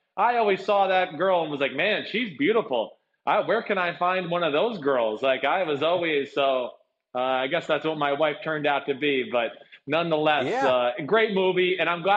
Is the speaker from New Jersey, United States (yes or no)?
yes; New Jersey, United States; where I grew up in North Jersey